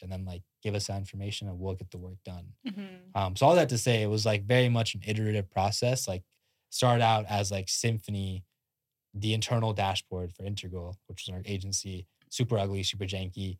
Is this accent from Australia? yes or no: no; India; moved away; I'm I'm Indian, like fully born and born in India, came out here like Indian immigrant.